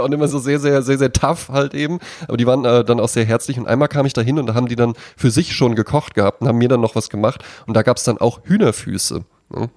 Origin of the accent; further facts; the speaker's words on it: Wetzlar, Hesse, Germany; moved away; in Wetzlar, wo ich herkomme